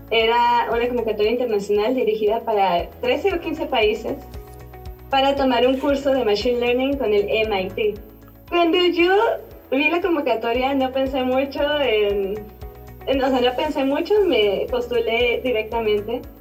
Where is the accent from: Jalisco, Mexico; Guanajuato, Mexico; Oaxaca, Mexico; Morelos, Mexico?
Guanajuato, Mexico; León; yo soy de León, sí mucha gente de Guadalajara, pero también gente de otros clubes de todo México.